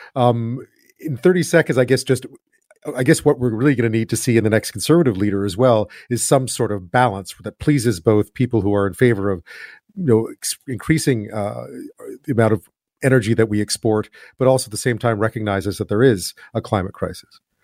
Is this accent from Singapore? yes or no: no; Quebec, Canada; I grew up in Quebec